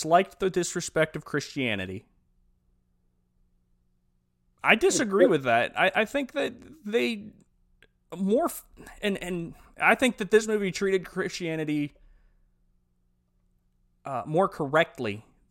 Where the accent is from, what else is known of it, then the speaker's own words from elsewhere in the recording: Ohio Valley and down south, United States; we grew up in the Ohio Valley and down south